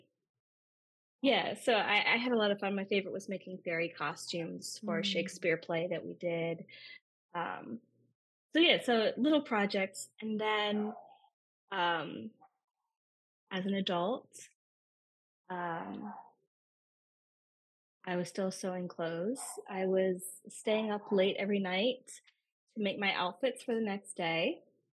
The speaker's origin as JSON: {"language": "English", "town": "Richmond", "region": "Virginia", "country": "United States", "tie": "born or raised there", "said": "I grew up in Richmond, Virginia"}